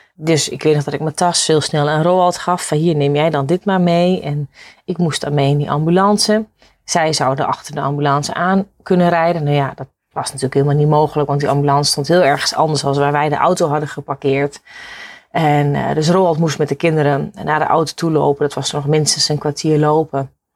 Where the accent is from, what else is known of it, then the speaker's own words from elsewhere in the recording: Netherlands; wij Hollanders